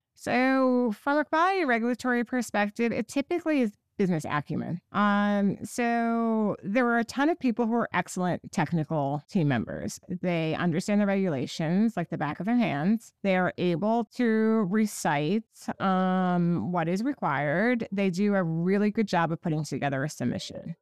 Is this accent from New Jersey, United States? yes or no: yes; Park Ridge, New Jersey, United States; I grew up in New Jersey. I am born and bred in New Jersey